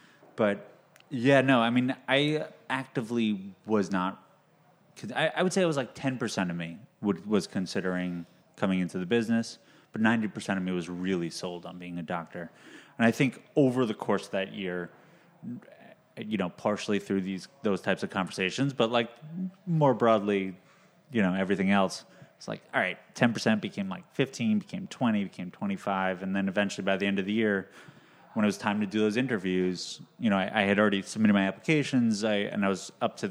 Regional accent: New York City, New York, United States; also born or lived in Boston

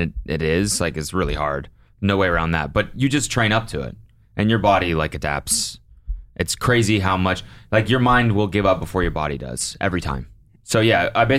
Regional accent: Canada; As a Canadian

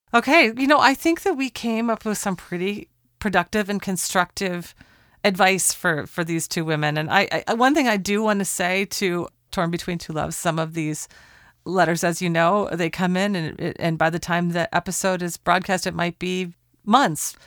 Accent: Portland, Oregon, United States; in Portland, Oregon, my hometown

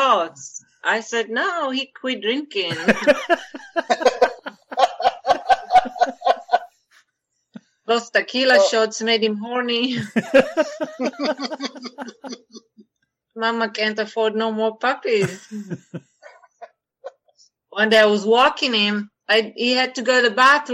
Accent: Israel; English is a second language; moved away as an adult; now in United States; I'm from Israel. I'm actually mixed Israeli French

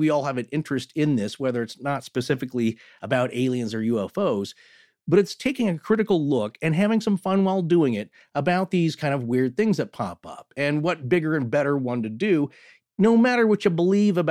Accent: Pacific Northwest, United States; growing up in the Pacific Northwest

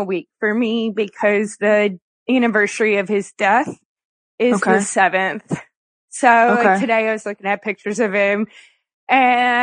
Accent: Kentucky, United States; I was born in Kentucky

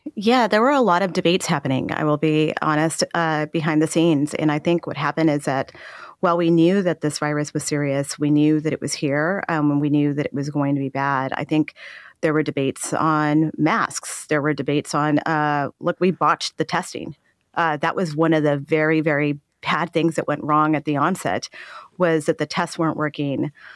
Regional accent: El Paso, Texas, United States; I am from Texas. I saw my hometown of El Paso go through a very dark time

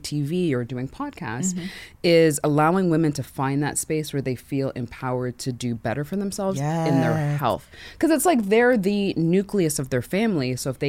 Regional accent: Canada; I'm Canadian. First things first, yes, everyone, take a gasp.

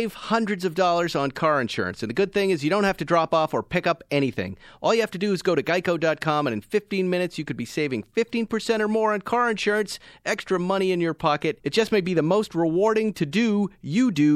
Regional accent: Massachusetts, United States; I grew up in Massachusetts and spent a lot of summers down at Cape Cod

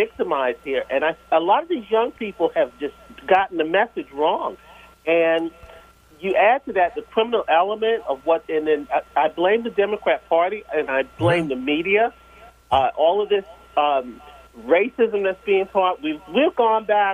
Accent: New York, United States; now in Baltimore, United States; I'm from New York

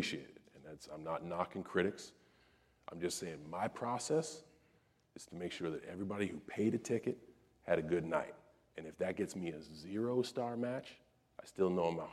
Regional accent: West Newbury, Massachusetts, United States; I'm from West Newbury, Massachusetts.

